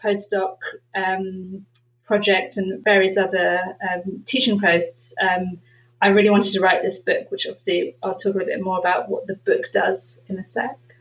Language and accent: English; London, United Kingdom; I was born in London.